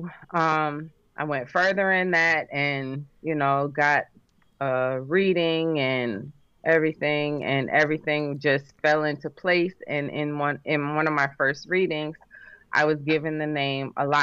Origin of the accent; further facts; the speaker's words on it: New Jersey, United States; growing up in Jersey